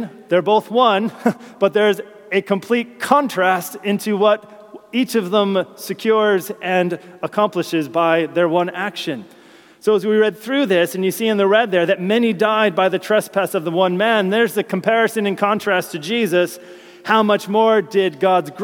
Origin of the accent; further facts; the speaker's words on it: United States; moved away as an adult; now in United Kingdom; As an American